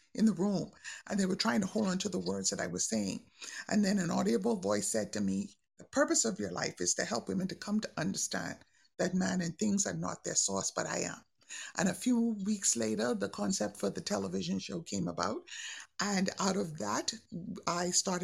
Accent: Bahamas; I'm from the Bahamas

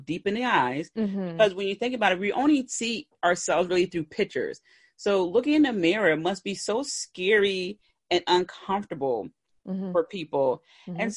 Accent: Philadelphia, Pennsylvania, United States; I'm from Philly.

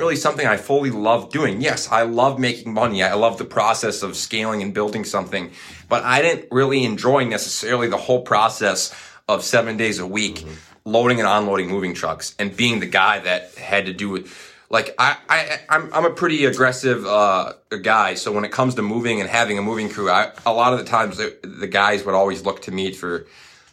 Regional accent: Coon Rapids, Minnesota, United States; now in Duluth, United States; in the Twin Cities in Coon Rapids, Minnesota, my hometown. That's where I grew up

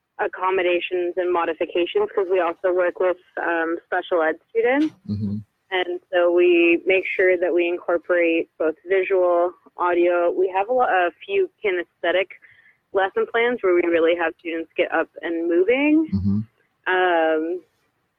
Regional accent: Netherlands; moved away; I'm from the Netherlands

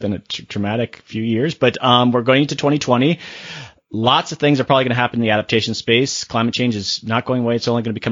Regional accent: Sarasota, Florida, United States; I grew up in Sarasota

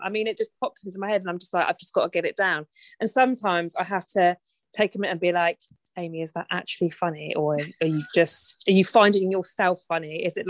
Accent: Winchester, South East England, United Kingdom; now in Portsmouth, United Kingdom; Because I'm from Winchester originally. So whenever I say to somebody, oh, I'm from Winchester, they go, oh, very nice. Very posh.

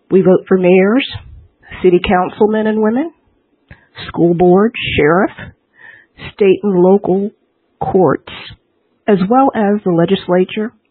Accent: Washington, District of Columbia, United States; you're just getting in from Washington D.C., my hometown.

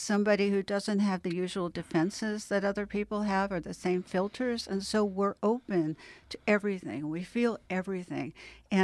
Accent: Los Angeles, California, United States; I did. I grew up in Westwood and Beverly Hills, and both my parents were physicians, and I have 25 physicians in my family.

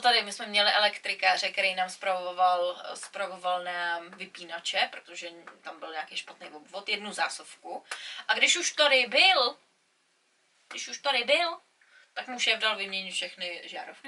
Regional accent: Czechia; now in England, United Kingdom; my Češi

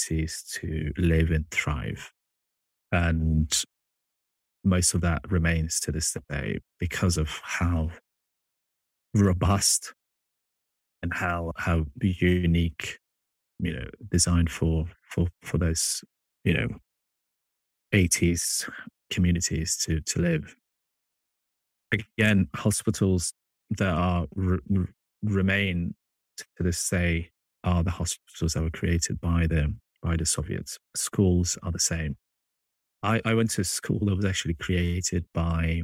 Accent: Kabul, Afghanistan; moved away; growing up in Afghanistan and visiting on average every 2 to 3 years for the past 20 years

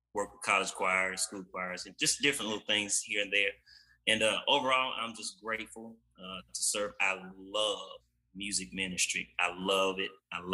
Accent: Jackson, Mississippi, United States; And I'm actually originally from Jackson, Mississippi. I am a product of Jackson. Love my people there.

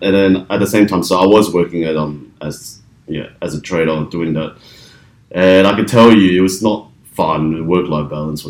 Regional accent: Melbourne, Victoria, Australia; now in Sydney, Australia; I'm originally from Melbourne, so I do tend to go back to Melbourne quite frequently.

